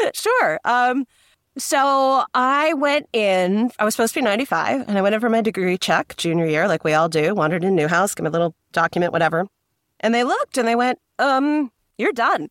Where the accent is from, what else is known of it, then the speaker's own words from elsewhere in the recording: New Jersey, United States; I am from New Jersey